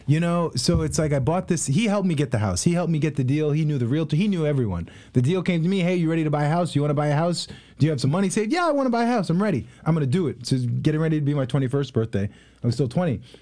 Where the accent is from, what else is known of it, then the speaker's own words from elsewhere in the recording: Long Island, New York, United States; moved away as an adult; also born or lived in Haiti; now in Columbus, United States; I'm from Long Island, New York